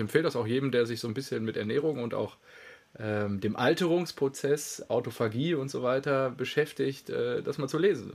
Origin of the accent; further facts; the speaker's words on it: North Rhine-Westphalia, Germany; also born or lived in Lünen area (near his small home village); now in Stuttgart, Germany; meiner Heimat, meiner schönen westfälischen äh, die da sehr flach ist